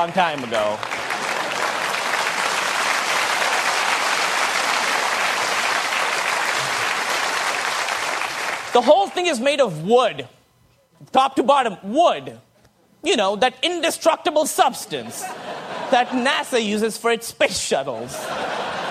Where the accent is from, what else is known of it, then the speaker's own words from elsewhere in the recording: Pakistan; moved away; I grew up in Pakistan